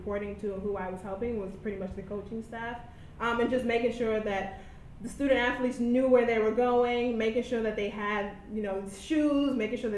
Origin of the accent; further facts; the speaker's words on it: New York City, New York, United States; also born or lived in Davidson, North Carolina; I went to high school here in New York City, right in my hometown. I'm actually from East Harlem